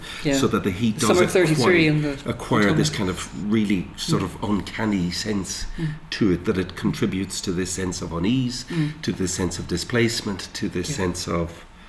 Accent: Dundalk, Leinster, Ireland; moved away; also born or lived in Newry; I grew up in Dundalk, and, you know, I still dream about Dundalk. I haven't lived there for years

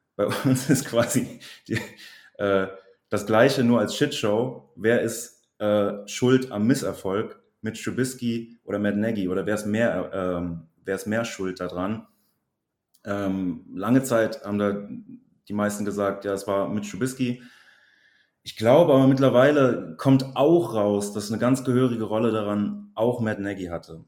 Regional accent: Bergisch Gladbach, North Rhine-Westphalia, Germany; also born or lived in Cologne; now in Trier, Germany; ich komme aus Köln bzw. aus Bergisch Gladbach, wohne aber mittlerweile in Trier

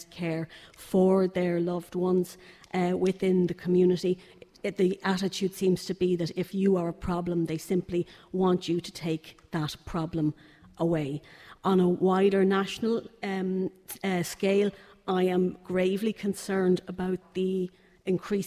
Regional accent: Dublin, Leinster, Ireland; I'm from Clontarf. My family have been there since the 1950s

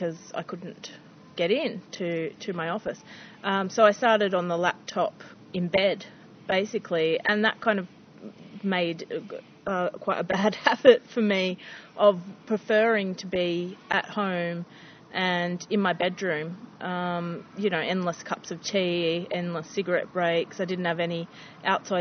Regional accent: Canberra, Australian Capital Territory, Australia; I'm from Canberra.

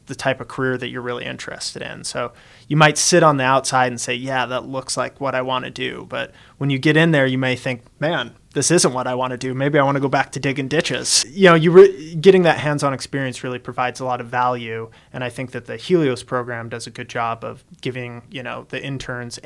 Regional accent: Montana, United States; moved away as an adult; now in Arizona, United States; I grew up in Montana, and after I finished high school, I was done with school. I wanted to get out of Montana. I moved to Arizona

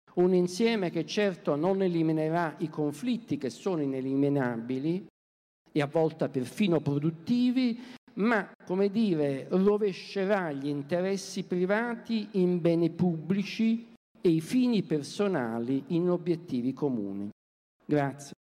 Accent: Naples, Campania, Italy; moved away; Io vengo da Napoli

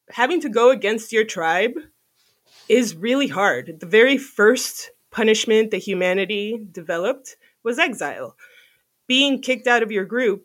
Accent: Miami, Florida, United States; moved away; I grew up in Miami with a lot of different types of people

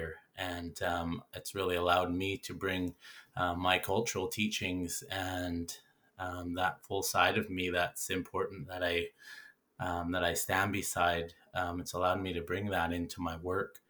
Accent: Vancouver Island First Nation, British Columbia, Canada; I'm from the Aitishot and Aitidot First Nation here on Vancouver Island

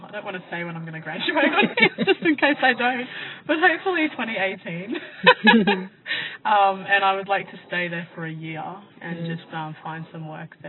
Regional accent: Queensland, Australia; I think because a lot of people don't know where the Torres Strait Islands are, they may not think that we're from Australia.

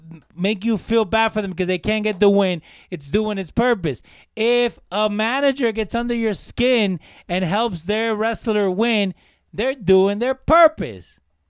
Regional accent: Jersey City, New Jersey, United States; I grew up in Jersey City

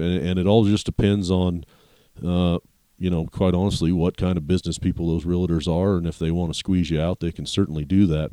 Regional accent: Walden, Colorado, United States; I grew up, uh, in some small towns here in Colorado

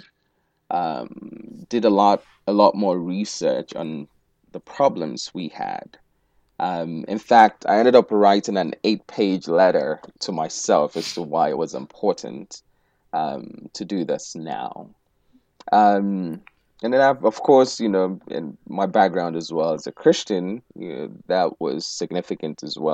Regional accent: Owerri, Imo, Nigeria; moved away as an adult; I was born in Owerri. In fact, give them the name of the hospital, you know. And I spent the first 19 years of my life in Nigeria.

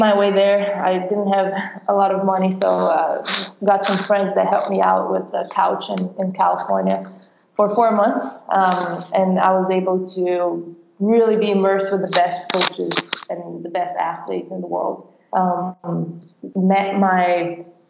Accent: Brazil; English is a second language; moved away as an adult; also born or lived in Ohio, United States; now in United States; I'm from Brazil originally, so I played professional soccer in Brazil and played high school over there

